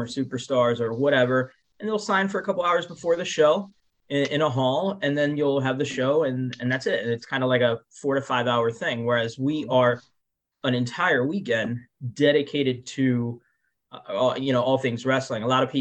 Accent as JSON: {"language": "English", "town": "Miami", "region": "Florida", "country": "United States", "tie": "born or raised there", "said": "my home state, my hometown of Miami, Florida"}